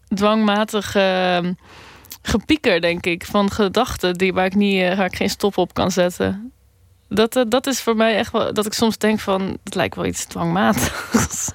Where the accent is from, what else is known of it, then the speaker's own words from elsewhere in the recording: Randstad, Netherlands; Een beetje in de randstad waar ik ben opgegroeid